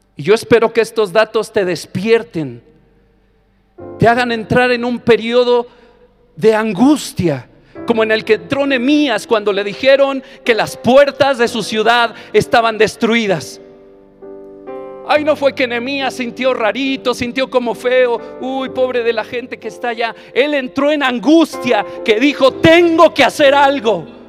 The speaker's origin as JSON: {"language": "Spanish", "country": "Mexico", "said": "No puede escasear el agua en mi nación"}